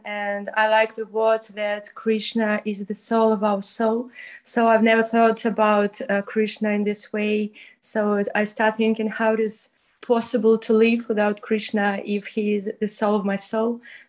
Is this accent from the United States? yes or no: no; Moscow, Russia; I'm from Moscow.